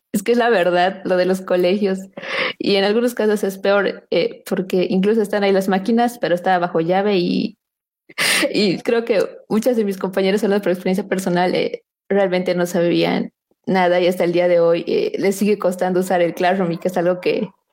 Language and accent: Spanish; Bolivia; nosotros como bolivianos